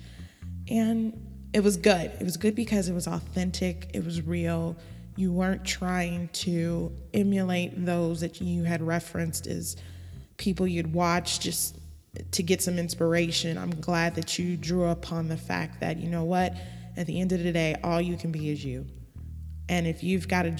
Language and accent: English; Los Angeles, California, United States; moved away as an adult; also born or lived in Baton Rouge; I grew up and born and raised in Los Angeles